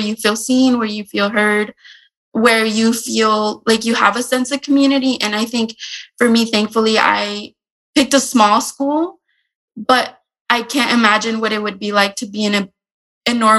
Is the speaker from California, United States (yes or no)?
yes; San Diego, California, United States; I grew up in San Diego and I am attending the University of San Diego